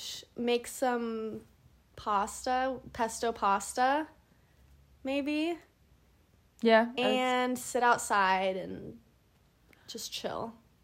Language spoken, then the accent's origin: English; Lake Forest, California, United States